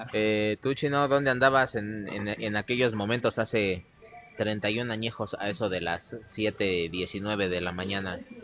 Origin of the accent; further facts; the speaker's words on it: Mexico City, Mexico; yo nací y moriré en el Distrito Federal